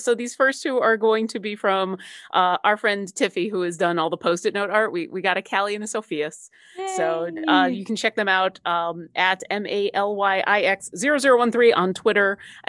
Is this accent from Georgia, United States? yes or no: no; Buffalo, New York, United States; I grew up in Buffalo, where I had access to Sesame Street also in Canada.